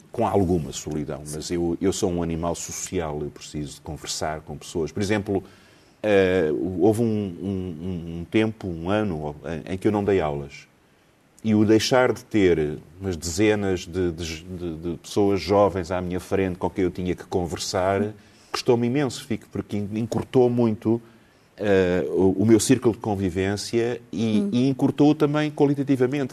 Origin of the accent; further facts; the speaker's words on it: Lisbon, Portugal; eu, eu nasci em Alfama